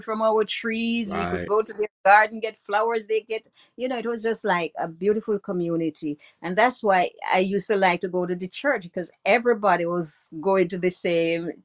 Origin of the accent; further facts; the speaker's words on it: Bunker's Hill, Trelawny, Jamaica; also born or lived in Montego Bay, Jamaica; I was born in Bunker's Hill, Trelawney, Jamaica, West Indies